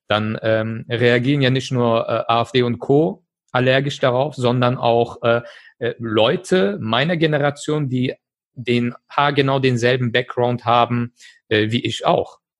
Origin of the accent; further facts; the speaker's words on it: Germany; Ich bin in Deutschland geboren, aufgewachsen.